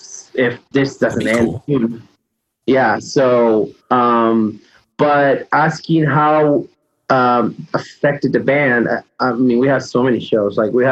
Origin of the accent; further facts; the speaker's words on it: Peru; moved away; I think that song, it's special because I moved here in 95 from Peru.